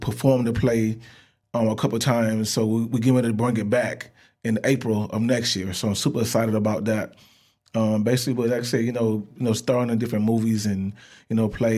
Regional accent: Florida, United States; I grew up in Florida

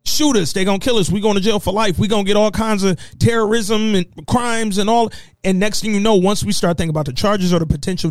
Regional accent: Alabama, United States; I'm from Alabama, bro. I literally grew up in Confederate flag kingdom

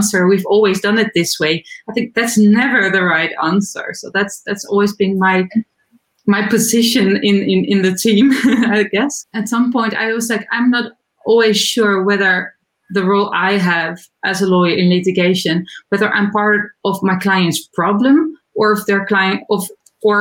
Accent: Netherlands; I'm from the Netherlands. I live in Amsterdam

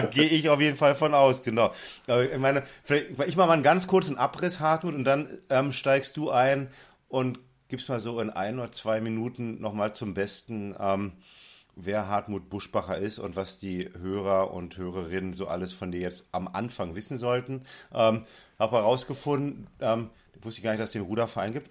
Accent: West Germany, Germany; als Wessi

